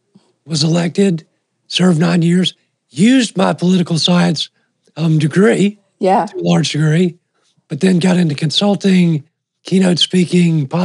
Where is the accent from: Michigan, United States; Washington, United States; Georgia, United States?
Georgia, United States; Augusta; also born or lived in Montreal, Canada; So I was born in Montreal, Canada, moved to Augusta, Georgia when I was 4 years old as a painfully shy kid with a thick Canadian accent